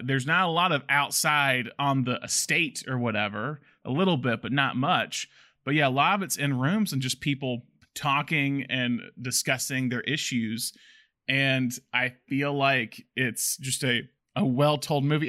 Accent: the South, United States; we're both from the South.

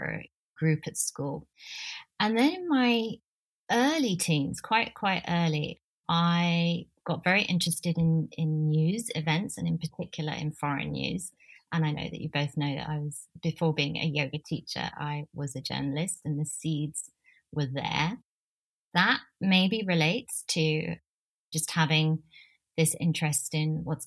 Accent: London, United Kingdom; also born or lived in New Delhi, India; I grew up in North London, Northwest London.

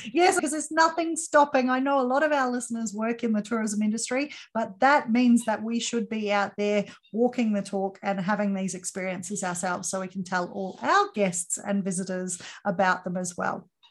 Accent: Australia; for me being Australian

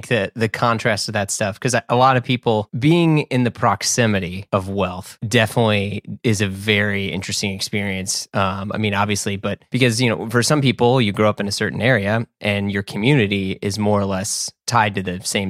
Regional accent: Midwest, United States; I'm from the Midwest

